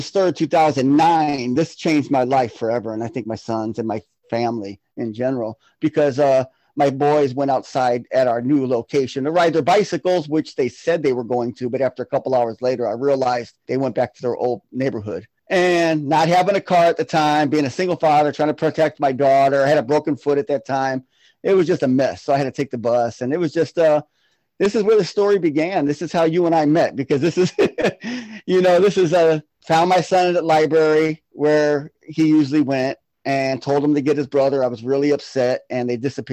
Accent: Florida, United States; now in Milwaukee, United States; I'm originally from Florida. I moved up to Milwaukee, Wisconsin in 1994

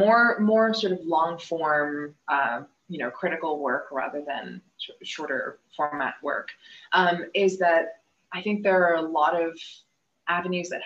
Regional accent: India; also born or lived in Canada; But I am from India. I, uh, you know, sort of grew up between India and Canada

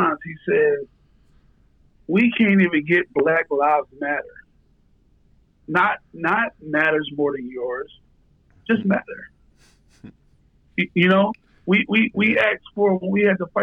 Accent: Philadelphia, Pennsylvania, United States; growing up in Kensington.

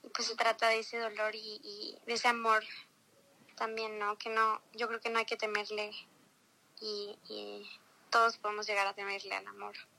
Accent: Mexico; also born or lived in Los Cabos, Mexico; yo nací en México. Este, mi papá es brasileño, mi mamá es mexicana

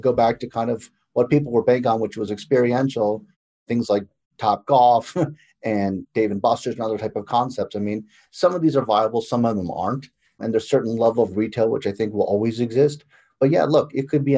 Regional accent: Chicago, Illinois, United States; I'm from Chicago.

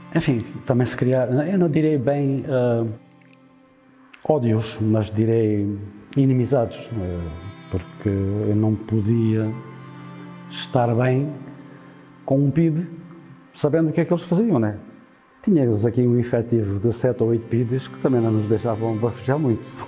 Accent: Vila Verde de Ficalho, Alentejo, Portugal; nasci aqui em Vila Verde Ficalho a 4

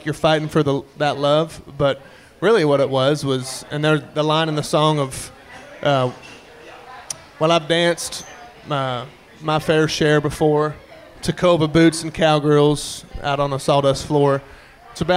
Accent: Kansas, United States; moved away as an adult; now in Texas, United States; I grew up in Kansas

